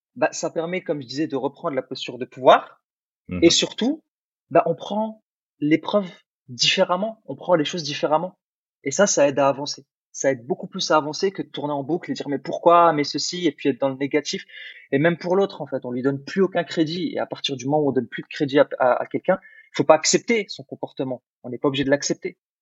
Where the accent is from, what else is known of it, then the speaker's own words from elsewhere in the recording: France; French is a second language; also born or lived in Algeria; moi je suis né en Algérie, donc quand je suis arrivé en France, je savais pas forcément bien parler français